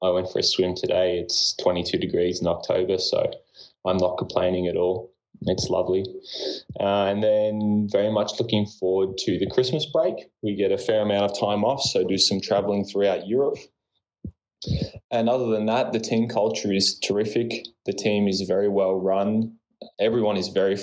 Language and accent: English; Melbourne, Victoria, Australia; moved away as an adult; also born or lived in British Columbia, Canada; now in Germany; I'm from Melbourne, Australia.